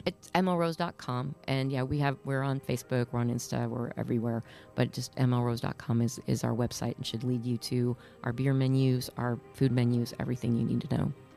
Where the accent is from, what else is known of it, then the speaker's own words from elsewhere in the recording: Northeast Iowa, United States; now in Nashville, United States; I grew up in Northeast Iowa, and cheese curds are a huge thing